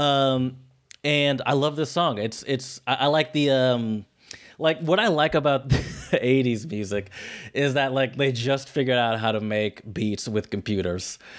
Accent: United States; me as an American that has attempted to learn other European languages

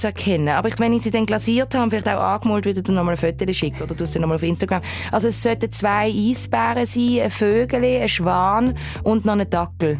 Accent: Switzerland; accent: Baseldeutsch

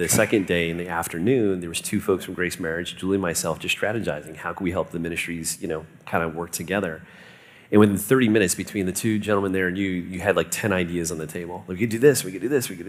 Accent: South Florida, United States; I grew up in South Florida

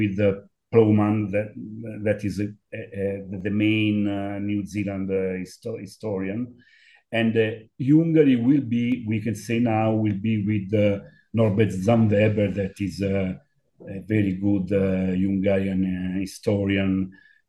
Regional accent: Rome, Lazio, Italy; English is a second language; I was born in Rome

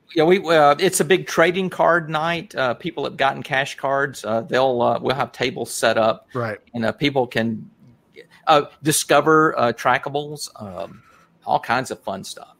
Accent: Rome, Georgia, United States; we're from Rome, of course, and uh, we're in Northwest Georgia

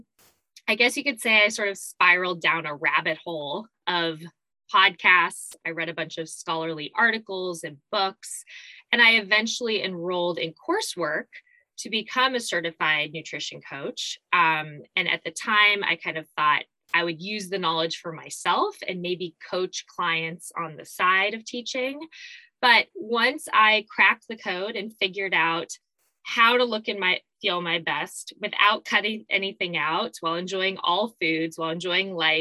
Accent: Arizona, United States; moved away as an adult; also born or lived in New York City; now in California, United States; I was originally born and raised in Arizona.

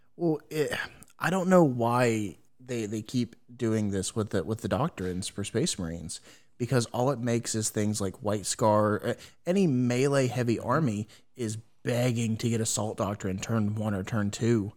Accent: United States; I have failed as, as an American

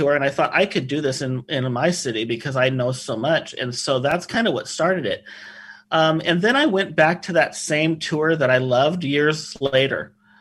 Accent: Oregon City, Oregon, United States; I grew up in Oregon City

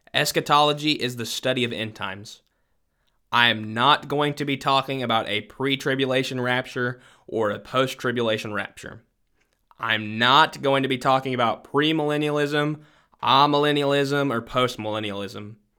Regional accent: Southwest Missouri, United States; now in Louisiana, United States; I am originally from Southwest Missouri.

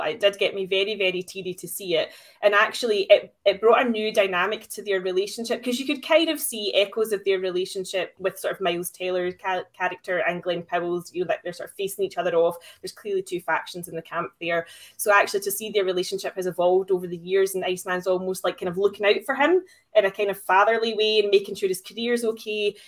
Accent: Glasgow, Scotland, United Kingdom; I am from Glasgow after all.

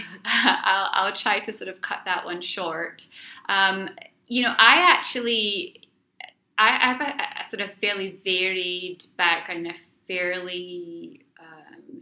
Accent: Scotland, United Kingdom; moved away as an adult; now in Ottawa, Canada; I'm not originally from Canada. I'm actually Scottish. I was born in Scotland, and I've been living here in Ottawa now for about 10 years.

